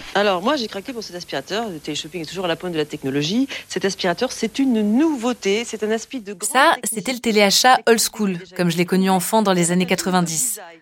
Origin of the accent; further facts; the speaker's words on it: France; chez nous, en France